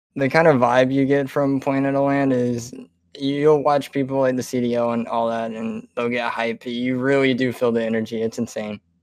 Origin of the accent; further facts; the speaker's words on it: South Carolina, United States; I'm from South Carolina